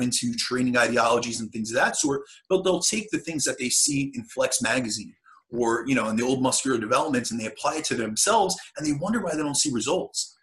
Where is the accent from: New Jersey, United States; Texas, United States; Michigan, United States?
New Jersey, United States; I'm from New Jersey, so I'm over in the States